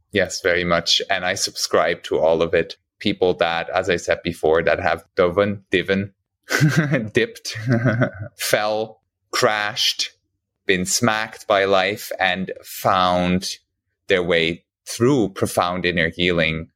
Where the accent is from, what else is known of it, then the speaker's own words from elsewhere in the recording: Switzerland; moved away as an adult; now in Bali, Indonesia; I ended up making the choice to move out of my home country, Switzerland